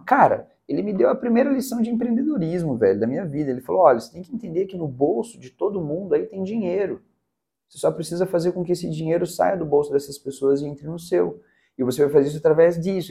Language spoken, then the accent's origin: Portuguese; Curitiba, Paraná, Brazil; moved away as an adult; now in Teófilo Otoni, Brazil; eu sou natural de Curitiba, estou em Teoflotone já há 10 anos